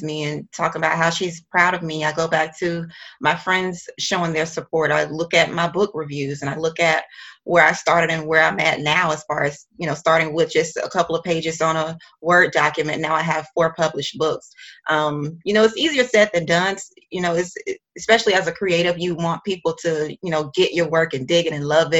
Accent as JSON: {"language": "English", "town": "Macon", "region": "Georgia", "country": "United States", "tie": "born or raised there", "also_born_or_lived": "Savannah, Georgia / Atlanta, Georgia", "moved": "as an adult", "lives_now": "New York City, United States", "said": "I grew up in Macon, Georgia, which is like an hour and a half away"}